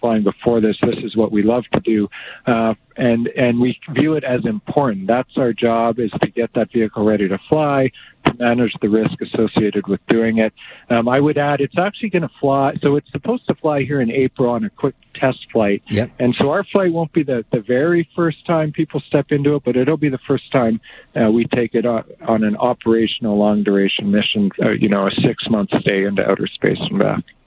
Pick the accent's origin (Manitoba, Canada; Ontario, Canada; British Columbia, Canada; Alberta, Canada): Alberta, Canada; Two Hills; also born or lived in Fort Saskatchewan, Alberta; I was born in Fort Saskatchewan, you but I was mostly raised on our family farm. We we moved shortly thereafter, and uh, that farm is just located east of Two Hills. So I grew up on that cattle farm